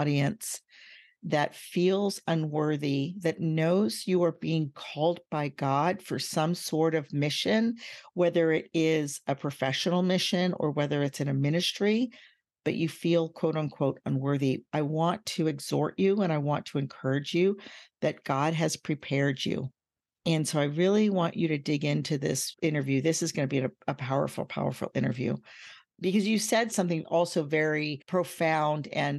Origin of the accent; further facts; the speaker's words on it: United States; Like, I'm American, yeah. But I didn't know what that meant because we lived overseas.